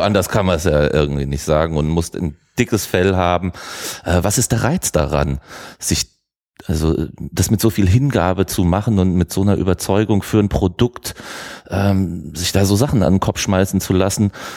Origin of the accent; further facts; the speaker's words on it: Germany; wir Deutsche